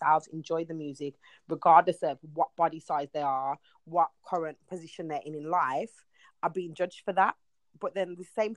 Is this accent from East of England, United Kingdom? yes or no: no; Birmingham, West Midlands, United Kingdom; We used to have the Birmingham Carnival, which was the thing that we saw, we went to, and then growing up, I wanted to be involved